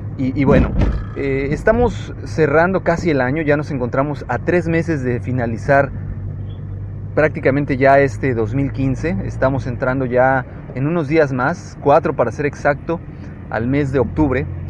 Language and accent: Spanish; Mexico